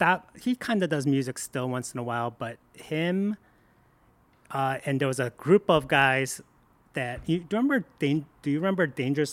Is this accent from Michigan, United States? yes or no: yes; Michigan, United States; Like when Steven Yeun talked about Taylor, Michigan, which I know I grew up in Downriver, and I worked for the city of Taylor back in the day.